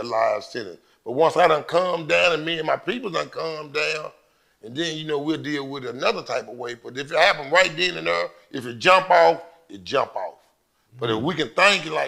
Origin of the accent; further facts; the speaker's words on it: Dallas, Texas, United States; I'm from Fish Trap